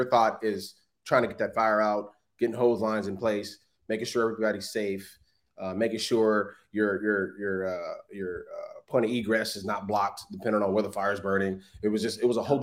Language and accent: English; Los Angeles, California, United States; I grew up in South Central LA. So I'm a city person.